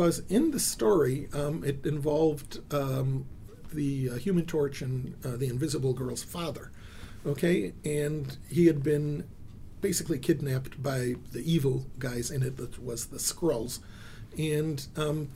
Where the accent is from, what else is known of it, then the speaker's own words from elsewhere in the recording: Israel; I was born in Israel